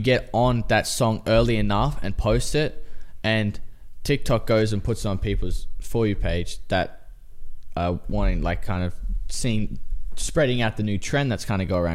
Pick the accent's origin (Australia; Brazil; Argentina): Australia; now in United States; I'm Australian.